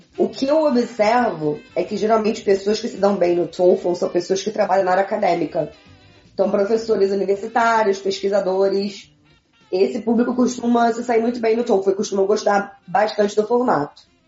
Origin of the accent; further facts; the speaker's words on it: Brazil; moved away as an adult; now in Quebec, Canada; no Brasil estudei francês